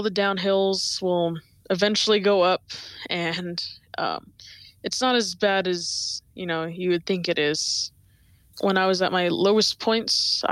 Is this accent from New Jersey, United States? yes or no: no; Riverton, Wyoming, United States; I am 17 years old, and I am from Riverton, Wyoming.